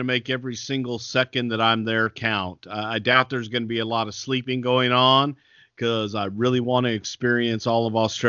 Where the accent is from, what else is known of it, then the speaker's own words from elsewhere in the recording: Texas, United States; accent: Texas; I can do that with my Texas accent.